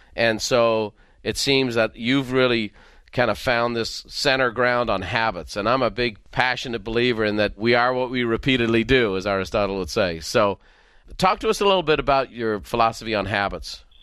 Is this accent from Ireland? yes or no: yes; Ireland; growing up in Ireland